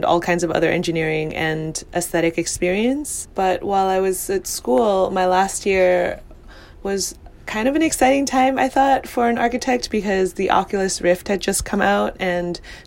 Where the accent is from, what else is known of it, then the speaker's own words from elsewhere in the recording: New York City, New York, United States; I grew up in New York in Chinatown